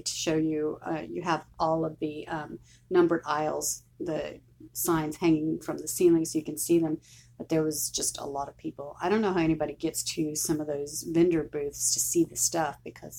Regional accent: Houston, Texas, United States; I'm from Houston

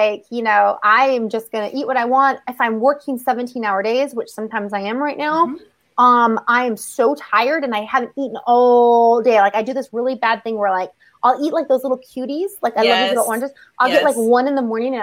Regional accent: Southern California, United States; I'm from Southern California

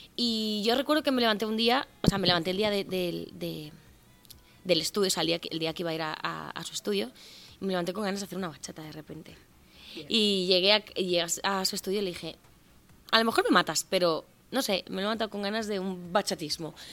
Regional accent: Cuba; now in Spain; yo soy nacida en Cuba de padres cubanos

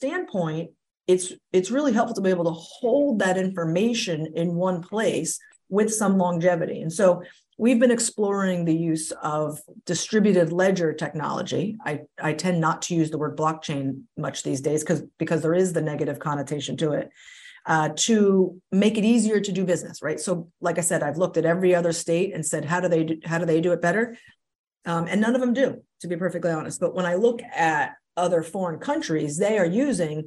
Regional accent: Pennsylvania, United States; moved away as an adult; now in Rhode Island, United States; I grew up in Pennsylvania.

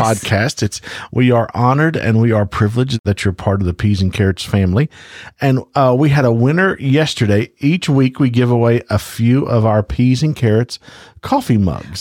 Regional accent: Louisiana, United States; I am from Louisiana

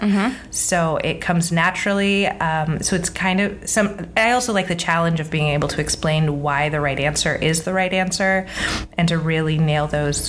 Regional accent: United States; accent: American; also born or lived in Scotland; With my American accent.

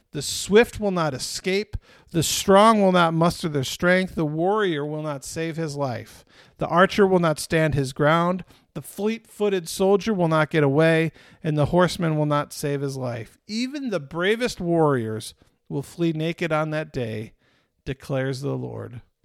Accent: Michigan, United States; also born or lived in Vermont / Northeast; now in Texas, United States; I grew up in Michigan

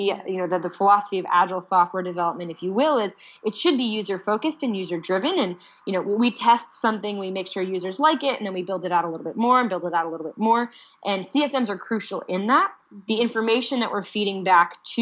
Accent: United States; I'm clearly an American

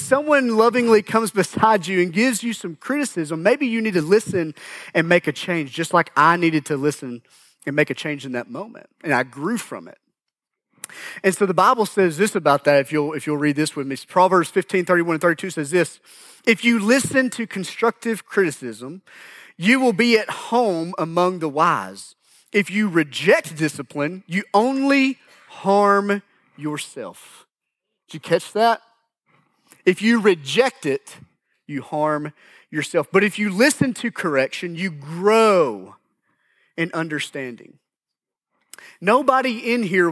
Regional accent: United States; I grew up in Grant County.

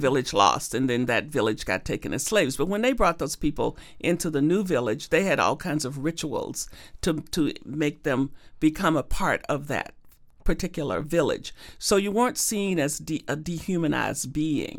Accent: Arkansas, United States; growing up in Arkansas and segregated Arkansas with a sharecropping father

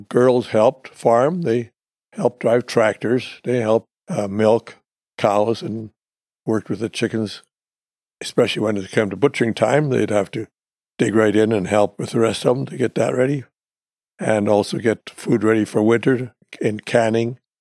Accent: Canada; I was born in Canada in nineteen thirty-six

